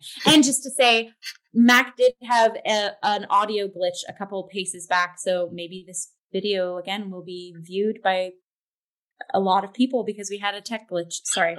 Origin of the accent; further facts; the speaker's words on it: Canada; because we're Canadian.